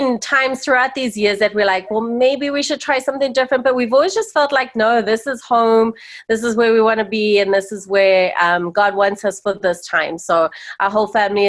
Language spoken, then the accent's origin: English; South Africa; also born or lived in Zimbabwe; now in Calgary, Canada; I was actually born in Rhodesia, now known as Zimbabwe, and I grew up in South Africa. So yeah, That's kind of where my accent's from